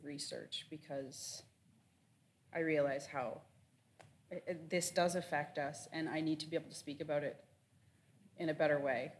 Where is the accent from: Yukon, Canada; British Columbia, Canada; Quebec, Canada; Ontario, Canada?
Ontario, Canada; Six Nations; I'm not a Treaty 9 person, I'm from Six Nations. So I'm Haudenosaunee, Mohawk and Tuscarora.